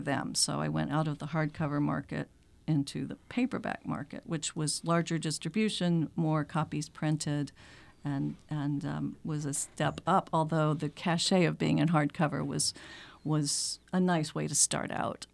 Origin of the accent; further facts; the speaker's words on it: Macon, Georgia, United States; moved away as an adult; also born or lived in Atlanta, Georgia / Denver, Colorado; now in Concord, United States; I am from, I grew up in Macon, Georgia